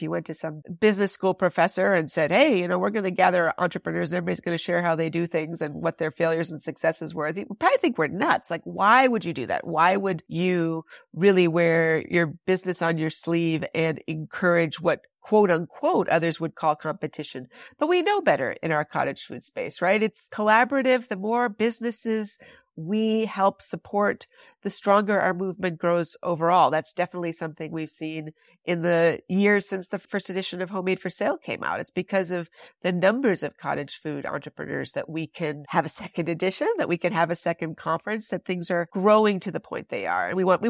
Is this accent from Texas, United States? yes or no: no; Wisconsin, United States; there has always been work to be done here in my home state of Wisconsin.